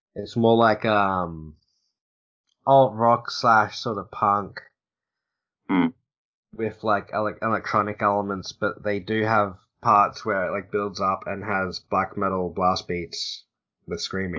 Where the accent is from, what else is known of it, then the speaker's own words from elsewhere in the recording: Australia; I'm Australian